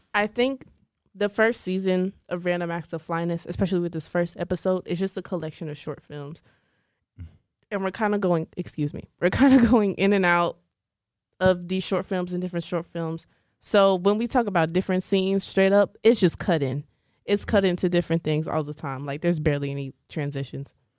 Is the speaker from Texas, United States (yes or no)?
yes; Dallas, Texas, United States; I'm from Dallas.